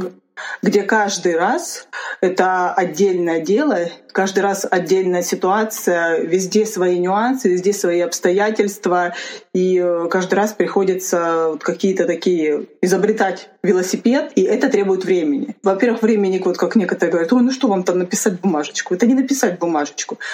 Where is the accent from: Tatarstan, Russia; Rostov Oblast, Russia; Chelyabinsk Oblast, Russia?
Rostov Oblast, Russia; now in Moscow, Russia; я сама из Ростовской области, для тех, кто не знает. И, соответственно, у меня есть определенный акцент